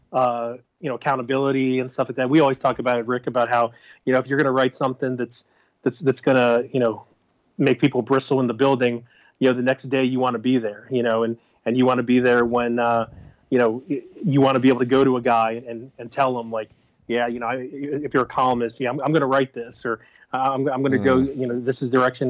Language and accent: English; Baltimore, Maryland, United States; moved away; growing up in Baltimore and knowing how much, you know, in Baltimore, it's such a blue collar town